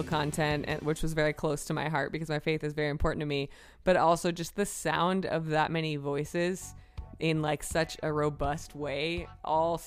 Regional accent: Minnesota, United States; moved away; also born or lived in Philadelphia, Pennsylvania / Boston, Massachusetts; I was born in Philly, yeah, but so. I kind of claim Minnesota

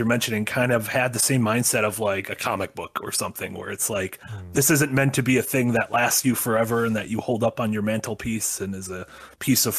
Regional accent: United States; as an American

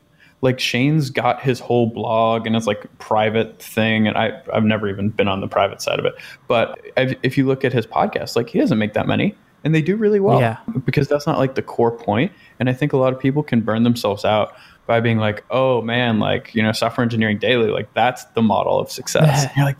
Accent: Boston, Massachusetts, United States; I'm from Boston. So like I just listen to these guys and it's like being back home a little bit.

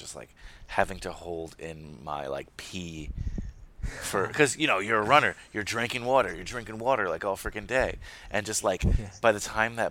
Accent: United States; I'm an American. I'm a proud American

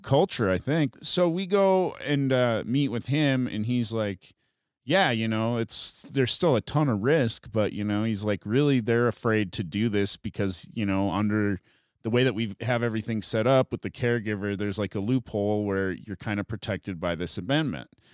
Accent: South Dakota, United States; moved away as an adult; also born or lived in San Francisco; now in Colorado, United States; growing up in South Dakota

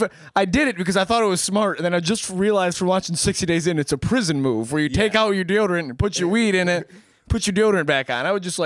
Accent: Michigan, United States; No, I'm just from north of Grand Rapids, but it's just all that podunk garbage up there.

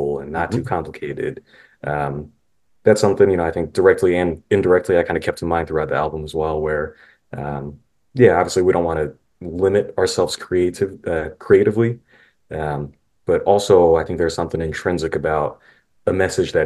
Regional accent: St. Louis, Missouri, United States; moved to St. Louis immediately, where my siblings and I were born

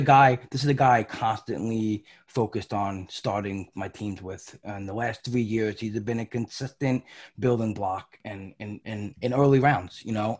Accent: New York, United States; I'm from New York. I went to a lot of Yankee games growing up.

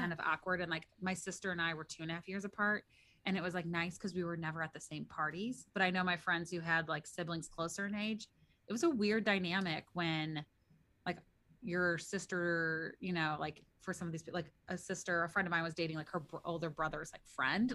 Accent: St. Louis, Missouri, United States; I'm from Missouri

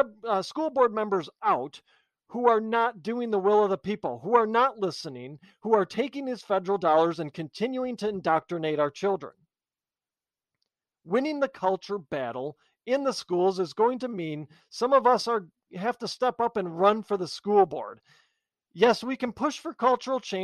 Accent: United States; We are Americans

